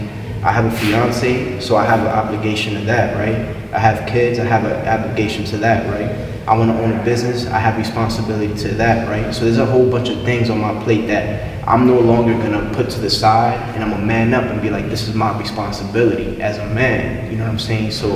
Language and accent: English; New York City, New York, United States; I'm from New York